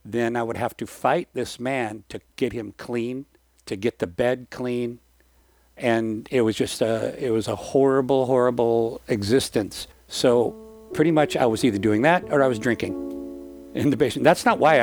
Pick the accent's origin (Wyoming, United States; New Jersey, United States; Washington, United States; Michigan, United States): Washington, United States; moved away as an adult; my hometown in Washington State